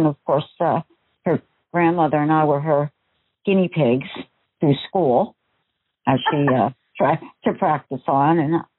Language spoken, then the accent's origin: English; New Jersey, United States; now in Washington, United States; We came from New Jersey, so tease hair was the thing. Big hair. They call it big hair. And she carried that through when we moved to Washington